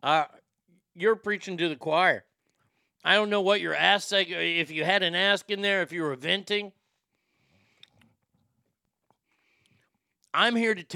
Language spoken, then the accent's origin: English; Texas, United States; I love living in my home state of Texas